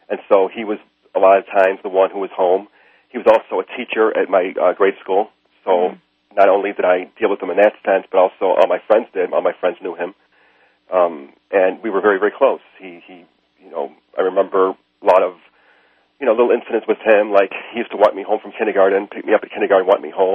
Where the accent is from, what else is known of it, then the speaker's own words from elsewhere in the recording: Chicago, Illinois, United States; I grew up in Chicago, and I grew up in a neighborhood which wasn't very nice.